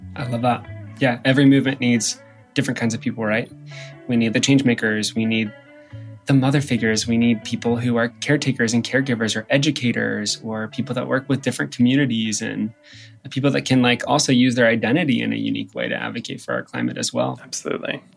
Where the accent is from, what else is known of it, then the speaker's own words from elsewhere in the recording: Midwest, United States; I'm from the Midwest and you don't do drag in the Midwest